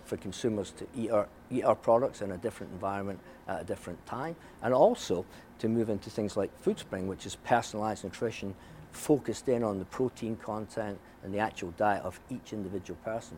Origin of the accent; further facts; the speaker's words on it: Scotland, United Kingdom; moved away; when I was their age, growing up in Scotland